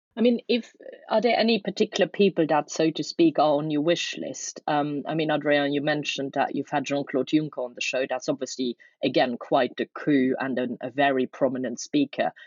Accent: Luxembourg; now in London, United Kingdom; I'm from Luxembourg myself

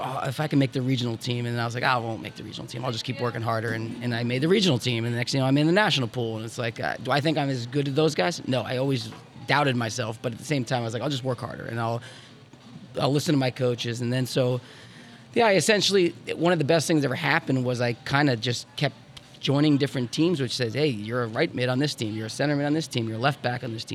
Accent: New Jersey, United States; moved away; I grew up in New Jersey

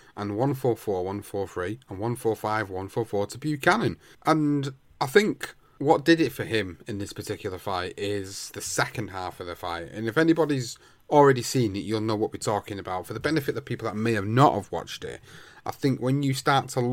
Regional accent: United Kingdom; as British fight fans

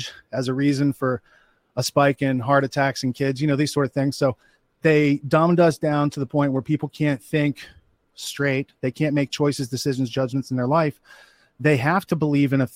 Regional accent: Western Pennsylvania, United States; moved away; I grew up in Western Pennsylvania. So like in the woods, it was pretty rural

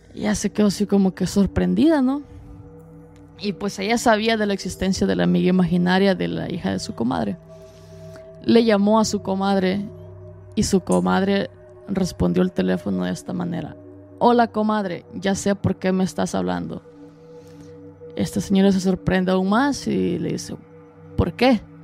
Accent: El Salvador; now in United States; soy salvadoreño

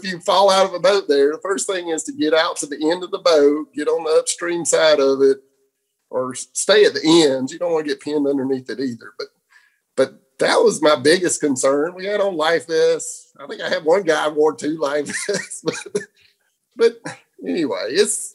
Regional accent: Fort Valley, Georgia, United States; grew up in Fort Valley, Georgia

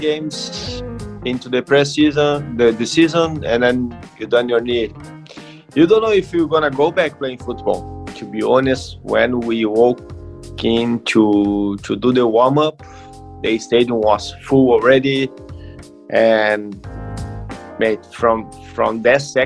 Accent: Caxias do Sul, Rio Grande do Sul, Brazil; English is a second language; moved away as an adult; also born or lived in England / Australia; I grew up in the suburb here

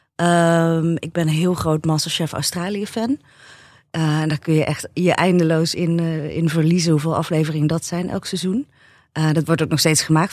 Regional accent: North Brabant, Netherlands; ik ben in Brabant opgegroeid

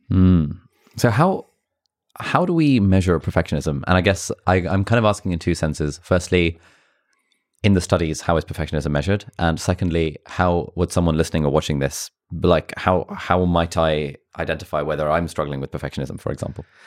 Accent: Pakistan; I'm from Pakistan

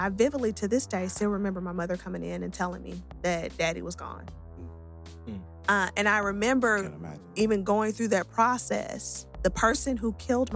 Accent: Atlanta, Georgia, United States; I was born and raised right here in Atlanta

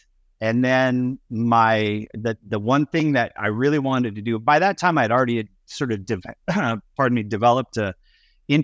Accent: Estero Island, Florida, United States; it's kind of a cool area that we grew up in Southwest Florida on Estero Island, because there was just jobs around and just tons of energy.

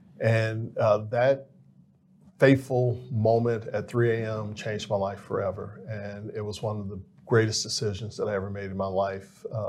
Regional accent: Memphis, Tennessee, United States; I was born in Memphis, lived in the Claiborne Homes, which were one of the original housing projects in the city of Memphis.

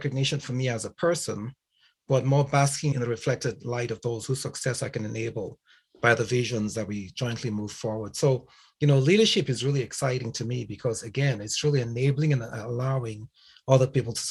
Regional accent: Nigeria; moved away; also born or lived in England / Canada; I was born in Nigeria, and I grew up in a family of attorneys

